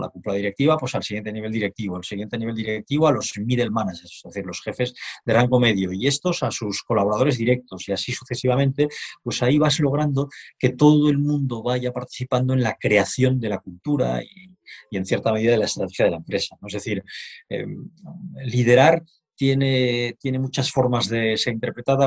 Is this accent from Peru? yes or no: no; Barcelona, Catalonia, Spain; moved away as an adult; now in Madrid, Spain; soy un barcelonés afincado en Madrid desde hace algunos años